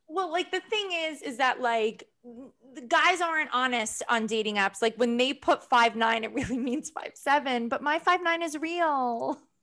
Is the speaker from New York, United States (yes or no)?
yes; New York, United States; New Yorkers have, like, we can have good accents